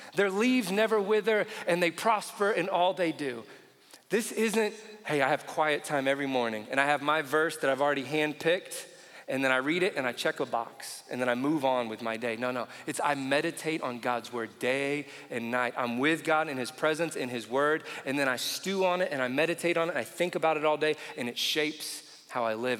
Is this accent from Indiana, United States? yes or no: yes; Indiana, United States; I grew up in Indiana